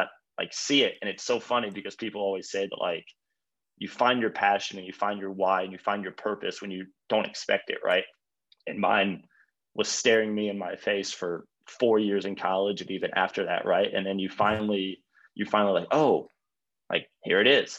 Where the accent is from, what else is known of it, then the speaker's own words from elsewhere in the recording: Mooresville, Indiana, United States; moved away as an adult; now in Charlotte, United States; I grew up in Mooresville, Indiana